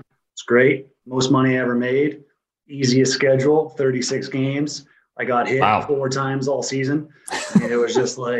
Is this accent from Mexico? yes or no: no; Maymont, Saskatchewan, Canada; moved away as an adult; also born or lived in British Columbia / New York / New Jersey; now in Augusta, United States; I grew up in a town of 150 people in Maymont, Saskatchewan, which is Western Canada. It's like 6 hours north of the border, North Montana, North Dakota. Well, my parents had the general store in my hometown, Munn's General Store.